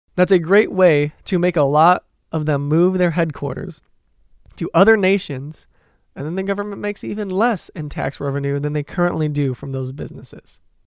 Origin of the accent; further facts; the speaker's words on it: Detroit, Michigan, United States; I'm from Detroit, possibly the union capital of the United States